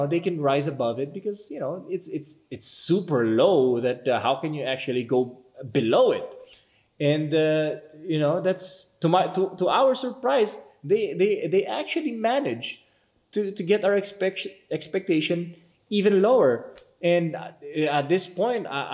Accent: Philippines; we as citizens, as Filipino people

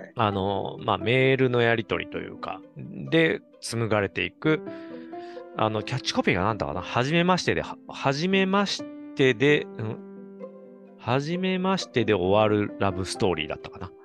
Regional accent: Kansai, Japan; moved away; 関西にいて

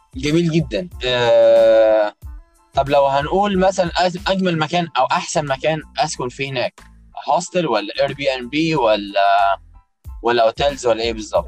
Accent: Egypt; now in New York, United States; عندنا في مصر

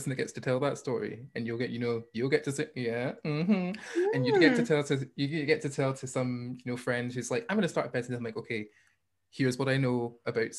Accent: Hamilton, Scotland, United Kingdom; accent: Scottish; also born or lived in Bellshill / China; if they want to know where I was born, I'd be like, Bill's Hill. And if they say, where did you grow up? I'd say, Hamilton.

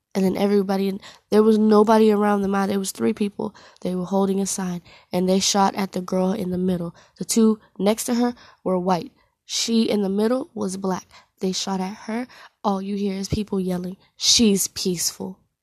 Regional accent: United States; also born or lived in Jamaica; I was raised here

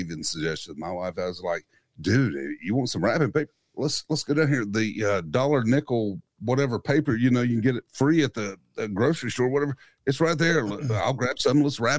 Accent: Western North Carolina, United States; I was born and raised in Western North Carolina. I am Scotch Irish.

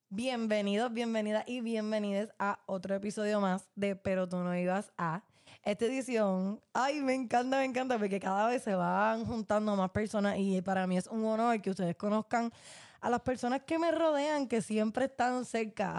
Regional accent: Puerto Rico; como boricuas, como estudiantes

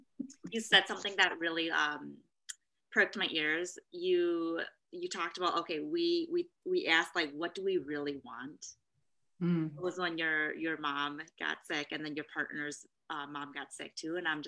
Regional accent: United States; growing up in America, there's the whole like American dream thing.

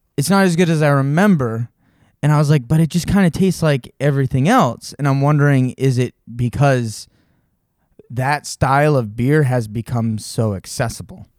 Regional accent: Monson, Massachusetts, United States; I grew up in Munson.

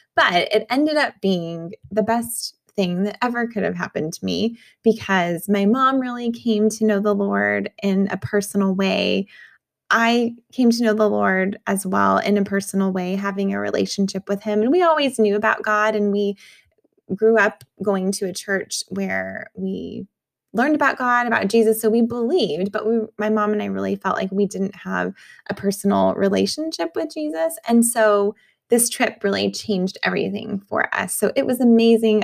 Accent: New Mexico, United States; moved away; I grew up in New Mexico

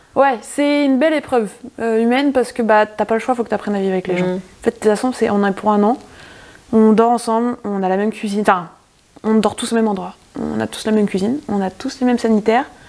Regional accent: Touraine, north of Indre-et-Loire, near Bourgueil, Centre-Val de Loire, France; Touraine, euh, nord de l'Indre-et-Loire. Euh, concrètement, je suis à 10 minutes au-dessus de Bourgueil

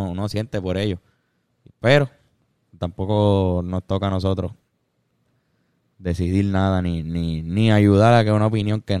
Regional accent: Cuba; moved away; Es que no, no, somos cubanos y no estamos viviendo en Cuba ahora mismo.

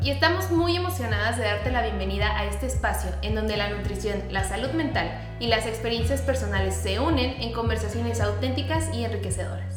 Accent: Mexico; somos de México

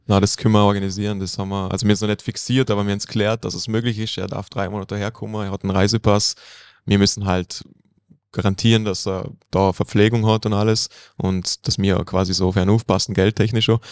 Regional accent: Bregenz, Vorarlberg, Austria; ich bin da aufgewachsen in Bregenz

